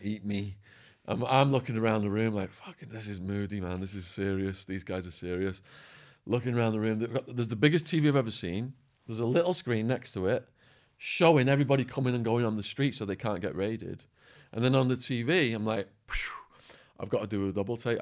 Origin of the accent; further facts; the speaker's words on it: Widnes, North West England, United Kingdom; moved away as an adult; also born or lived in United States; overlooking a quarry called Peck's Hill at the top of Widnes, my hometown.